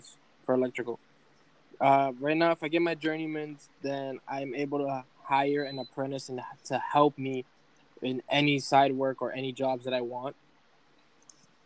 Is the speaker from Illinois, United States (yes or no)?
no; Lawrence, Massachusetts, United States; I'm from Lawrence